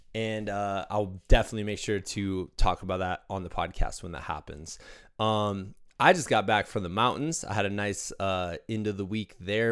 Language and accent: English; Iowa, United States; as somebody who grew up as a Midwesterner in Iowa